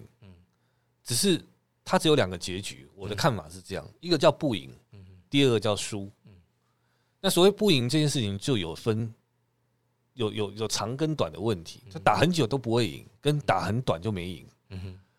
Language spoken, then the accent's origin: Chinese; Taiwan; 如果对我们台湾人来讲